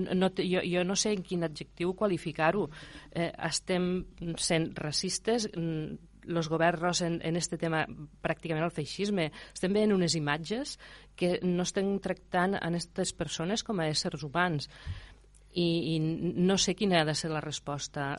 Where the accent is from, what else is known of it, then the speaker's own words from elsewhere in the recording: Terra Alta, Catalonia, Spain; jo sóc de la Terra Alta